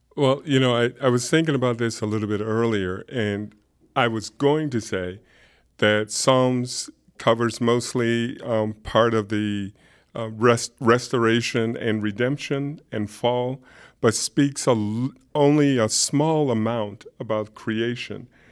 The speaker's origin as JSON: {"language": "English", "town": "Alexandria", "region": "Virginia", "country": "United States", "tie": "born or raised there", "also_born_or_lived": "upstate New York", "moved": "yes", "lives_now": "Augusta, United States", "said": "I grew up in Alexandria, Virginia. and spend most of my life in upstate New York"}